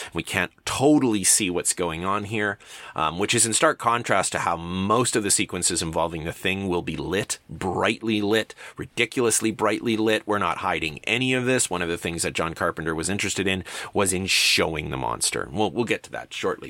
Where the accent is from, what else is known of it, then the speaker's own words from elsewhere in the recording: Canada; for a kid growing up in Canada